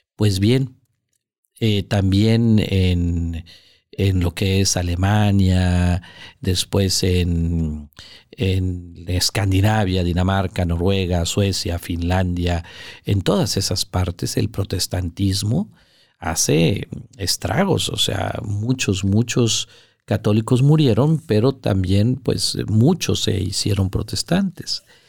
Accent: Monterrey, Nuevo León, Mexico; aquí en la ciudad de Monterrey, que es de donde yo soy y desde donde estamos grabando esto

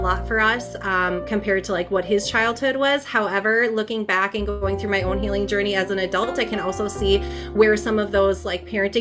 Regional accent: Minnesota, United States; born or raised there; also born or lived in Twin Cities, Minnesota

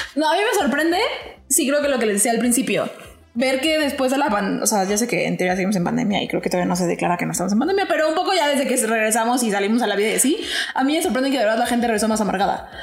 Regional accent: Mexico; nosotros como mexicanos

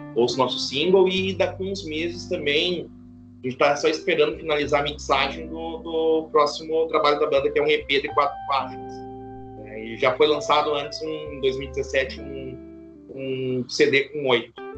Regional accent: Santa Maria, Rio Grande do Sul, Brazil; accent: gaúcho; moved away; Eu sou natural de Santa Maria, Rio Grande do Sul.

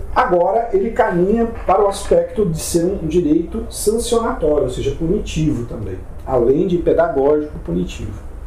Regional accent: Rio Grande do Sul, Brazil; eu sou gaúcho

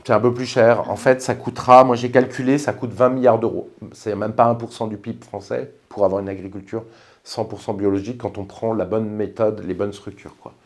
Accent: France; je suis français

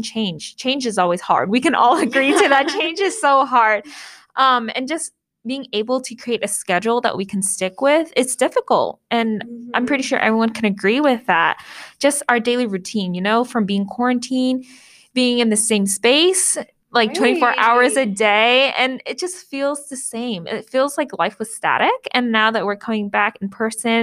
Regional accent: Portland, Oregon, United States; also born or lived in Anaheim, California; I was born in Anaheim, California, but I grew up in Portland, so I consider Portland my hometown

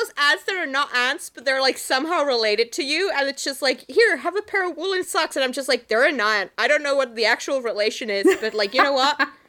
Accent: Finland; I come from Finland.

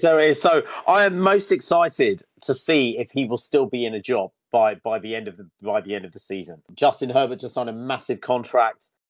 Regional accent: Yorkshire and the Humber, United Kingdom; moved away; I'm currently in Leeds, um, in Yorkshire. the county of my birth

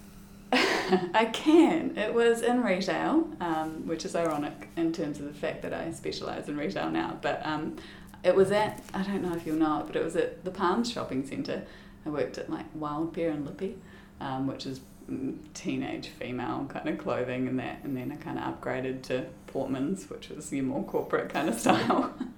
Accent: Christchurch, Canterbury, New Zealand; moved away as an adult; I am Christchurch born and bred. So I was born in Christchurch and grew up in Christchurch

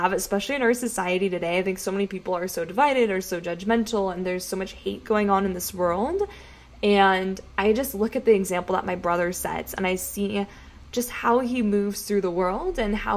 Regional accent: San Diego, California, United States; I am born and raised in San Diego

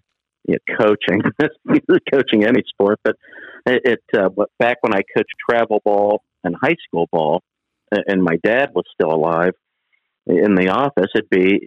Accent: Columbus, Ohio, United States; growing up in Columbus

